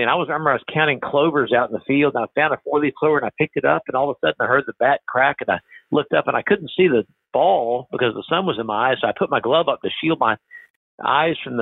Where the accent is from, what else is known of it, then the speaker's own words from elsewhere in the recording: Savannah, Georgia, United States; I'll be able to come back to my hometown and take care of people